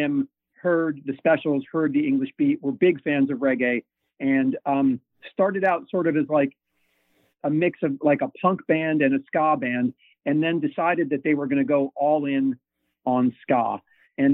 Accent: New York, United States; You know, growing up in the New York ska scene, there were bands that were very influential to me.

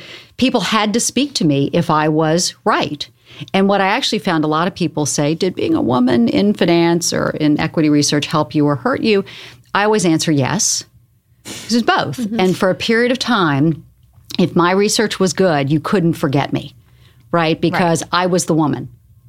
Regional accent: the South, United States; now in New York, United States; You know, I grew up in the South. I moved to New York when my father forbid me to move to New York because it was too dangerous.

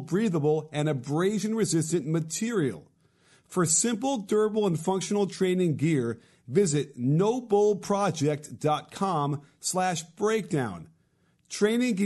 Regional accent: Chicago, Illinois, United States; now in Los Angeles, United States; I grew up in Chicago

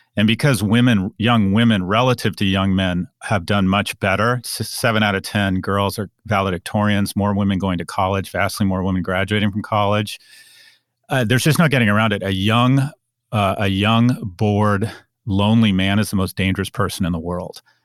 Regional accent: United States

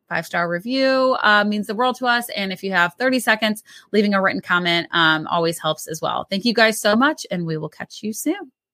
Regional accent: Missouri, United States; we grew up in Missouri

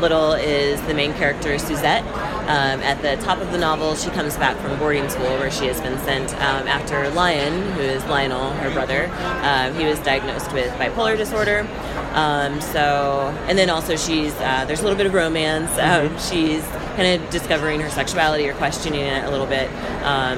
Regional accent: Southwest Missouri, United States; moved away as an adult; now in Los Angeles, United States; I grew up in Southwest Missouri, and I grew up in the 80s

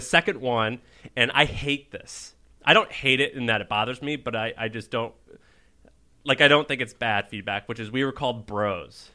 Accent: Missouri, United States; moved away; also born or lived in Tennessee; I'm from Missouri by way of Tennessee

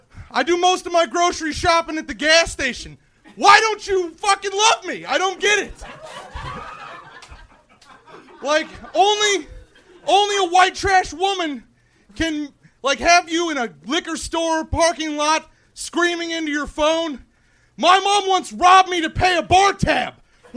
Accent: Indianapolis, Indiana, United States; now in Los Angeles, United States; I'm from Indianapolis.

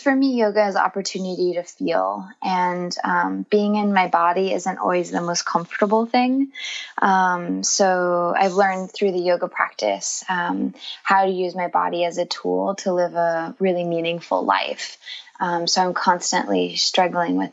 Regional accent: Northern California, United States; also born or lived in Los Angeles; I'm originally from California. I grew up in a very small rural community in Northern California

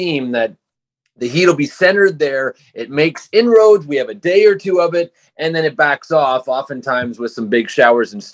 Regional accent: Montreal, Quebec, Canada; growing up in Montreal

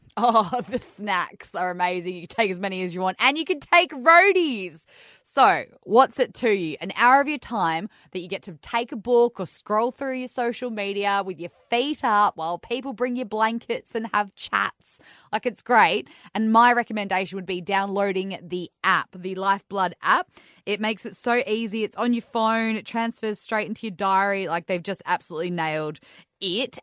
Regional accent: Western Australia, Australia; I grew up in West Australia basically my whole life

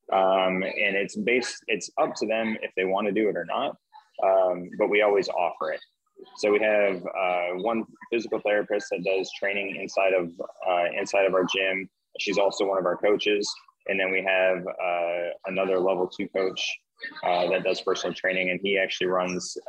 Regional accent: Wisconsin, United States; moved away as an adult; now in St. Croix, U.S. Virgin Islands; I was doing CrossFit in Wisconsin, where I'm originally from

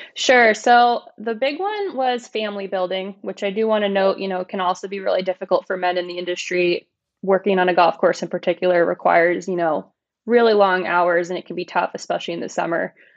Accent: Pennsylvania, United States; moved away as an adult; now in Tennessee, United States; So I'm originally from Pennsylvania. I, uh, played golf on my high school golf

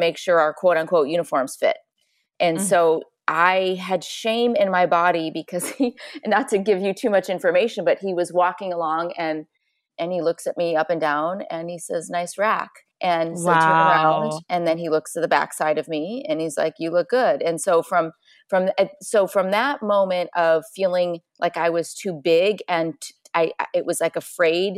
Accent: Chicago, Illinois, United States; I grew up in Chicago, small farm town, two brothers, athlete

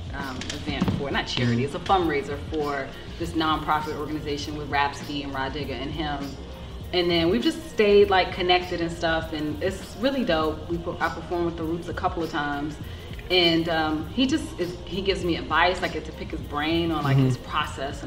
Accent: Washington, District of Columbia, United States; my experience growing up in Southeast DC

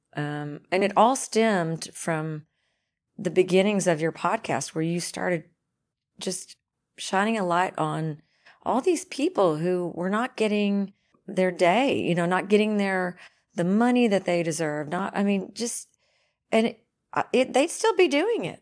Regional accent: Dunklin County, Missouri, United States; also born or lived in Pemiscot County; I grew up in Dunkland County

